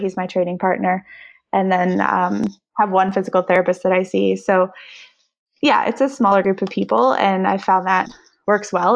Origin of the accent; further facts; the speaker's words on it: Canada; I'm Canadian and need to be home for half the year